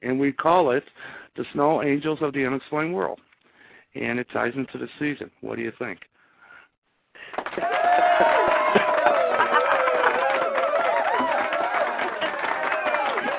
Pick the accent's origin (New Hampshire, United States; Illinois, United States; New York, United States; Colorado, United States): Illinois, United States; I'm from Illinois.